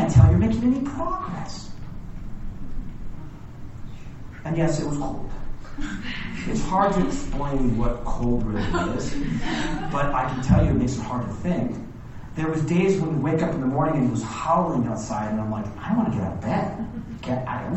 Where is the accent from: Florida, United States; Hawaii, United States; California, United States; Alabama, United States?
Hawaii, United States; now in Lake Tahoe, United States; I was born and raised in Hawaii